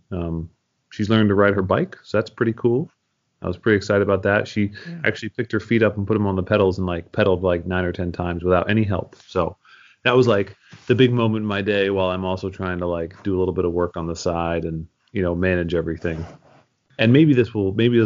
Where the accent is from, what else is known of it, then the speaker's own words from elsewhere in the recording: Philadelphia, Pennsylvania, United States; also born or lived in Amherst, Massachusetts; now in Champaign, United States; I'm actually from Philadelphia. So I have a lot of Philadelphia pride